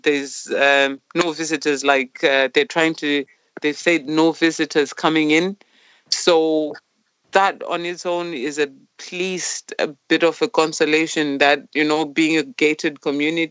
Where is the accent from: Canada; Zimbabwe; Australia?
Zimbabwe; moved away as an adult; now in Mosney, Ireland; I'm from Zimbabwe originally. I've been here since 2018, August.